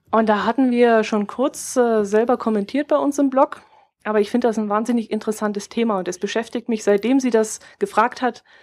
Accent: Bavaria, Germany; accent: Allgäu dialect; Wenn ich irgendwo in Norddeutschland den Allgäuer Dialekt höre, dann ist das für mich Heimat, dann fühle ich mich gleich wohl und irgendwie angekommen.

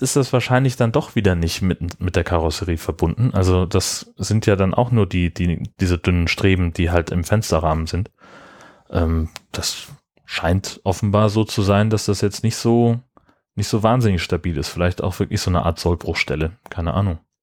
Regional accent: Germany; bei uns in Deutschland.

